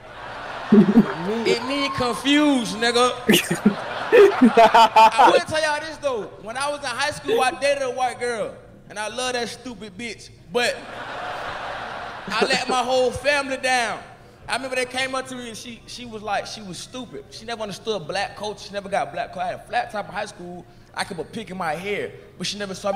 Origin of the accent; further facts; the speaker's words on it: Orlando, Florida, United States; I'm from Orlando, Florida